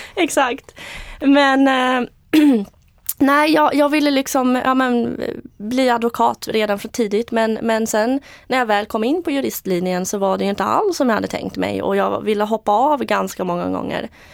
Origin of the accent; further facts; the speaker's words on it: Eksjö, Jönköping County, Sweden; also born or lived in Moscow, Russia; Jag är född i Moskva och uppvux, uppvuxen i Småland, Eksjö